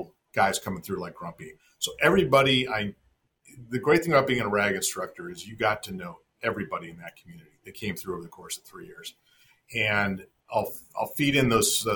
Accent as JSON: {"language": "English", "region": "Arizona", "country": "United States", "tie": "born or raised there", "said": "I grew up in Arizona"}